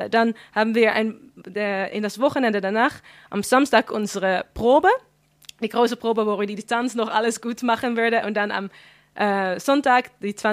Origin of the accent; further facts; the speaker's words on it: Flevoland, Netherlands; ich bin dann in Flevoland aufgewachsen und das ist wirklich sehr multikulti dort.